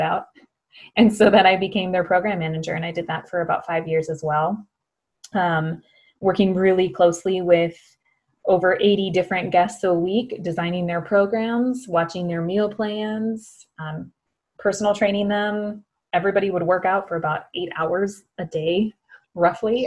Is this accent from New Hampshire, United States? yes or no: no; Morristown, Minnesota, United States; accent: Minnesota; moved away as an adult; now in Los Angeles, United States; born and raised in Minnesota, a very small town called Morristown, Minnesota, to be exact.